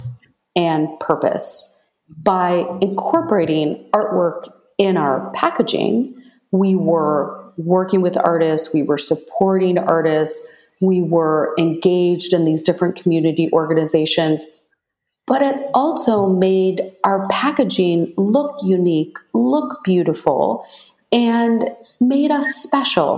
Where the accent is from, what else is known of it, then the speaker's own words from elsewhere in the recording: Michigan, United States; I grew up in Michigan